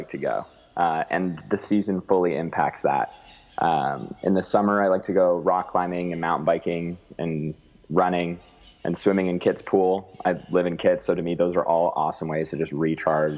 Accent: Alberta, Canada; now in Vancouver, Canada; I grew up in Alberta where it's so sunny all the time.

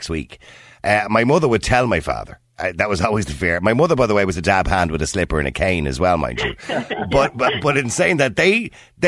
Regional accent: Dublin, Leinster, Ireland; I remember it here in Dublin when I was a kid

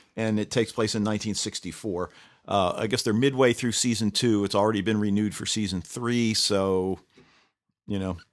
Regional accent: Baltimore, Maryland, United States; I'm from Baltimore

